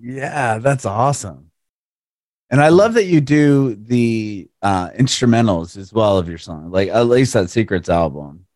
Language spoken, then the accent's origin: English; San Diego, California, United States; moved away; I'm originally from San Diego